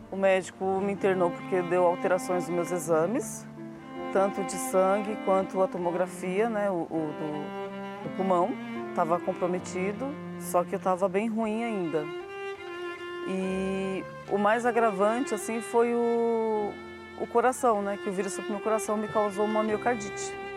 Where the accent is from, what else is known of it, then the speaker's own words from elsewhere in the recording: São Paulo, Brazil; sou daqui de São Paulo